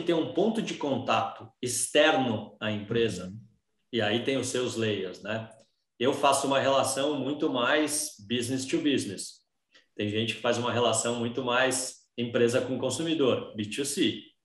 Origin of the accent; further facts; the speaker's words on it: Brazil; A minha angústia hoje como brasileiro